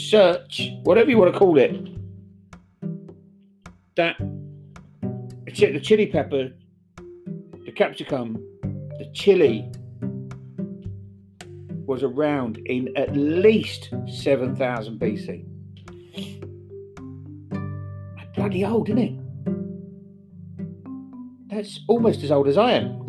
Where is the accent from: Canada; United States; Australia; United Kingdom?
United Kingdom; England; I was from down south.